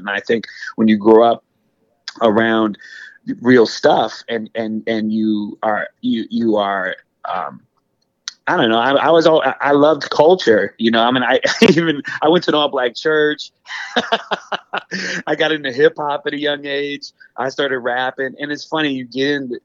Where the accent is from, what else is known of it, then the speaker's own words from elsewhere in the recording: Racine, Wisconsin, United States; now in the South, United States; I grew up in Racine, Wisconsin is where I was born, but I grew up on the border